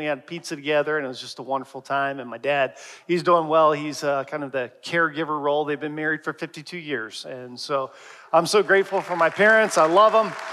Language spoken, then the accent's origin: English; Harrisburg, Pennsylvania, United States; moved away; I was in my hometown, traveled back to Harrisburg, Pennsylvania